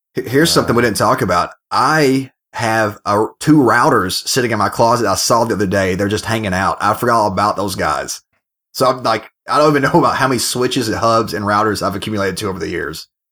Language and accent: English; United States; now in United Kingdom; I'm an American